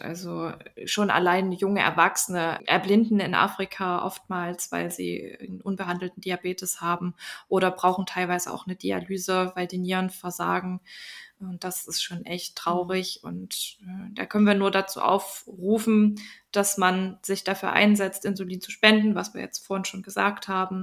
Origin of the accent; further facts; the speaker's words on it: Germany; hier bei uns in Deutschland